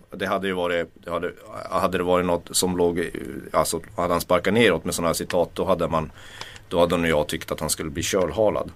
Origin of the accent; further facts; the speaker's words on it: Kiruna, Norrbotten County, Sweden; jag är uppvuxen med katastroftänk. Mm. Jag kommer från Kiruna